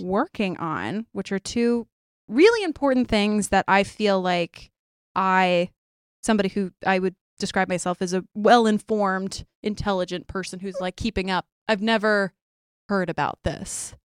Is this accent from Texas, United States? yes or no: yes; Texas, United States; It's my home state